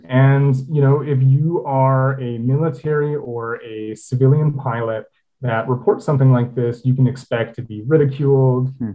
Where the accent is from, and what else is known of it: Toronto, Ontario, Canada; born or raised there